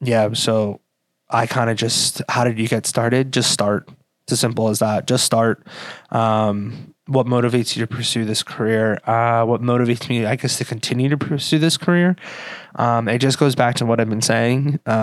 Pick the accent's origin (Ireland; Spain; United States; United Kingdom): Ireland; And that could be a little biased because I am Irish. My coworkers like to say that I say I'm Irish a lot.